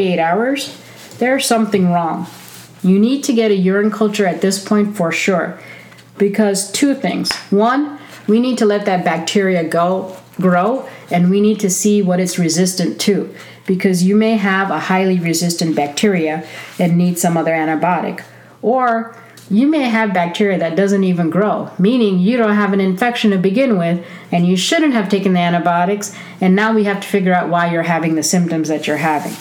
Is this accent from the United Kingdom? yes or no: no; India; I am Indian